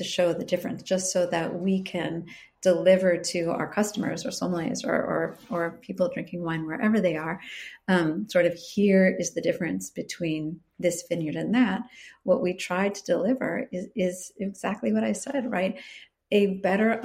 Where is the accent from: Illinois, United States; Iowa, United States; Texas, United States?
Illinois, United States; Chicago; also born or lived in California; now in Willamette Valley, Oregon, United States; I'm originally from Chicago